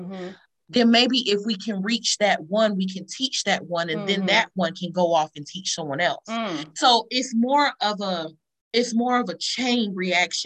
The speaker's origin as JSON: {"language": "English", "town": "Columbus", "region": "Georgia", "country": "United States", "said": "In the city we live in, we're from Columbus, Georgia"}